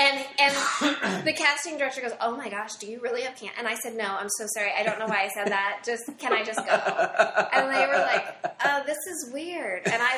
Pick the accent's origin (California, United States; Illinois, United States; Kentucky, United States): Illinois, United States; Mount Vernon; Southern Illinois, Mount Vernon.